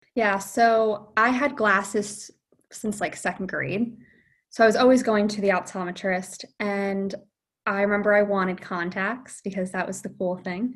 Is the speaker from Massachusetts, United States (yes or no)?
no; Point Pleasant, New Jersey, United States; I'm from Point Pleasant, New Jersey.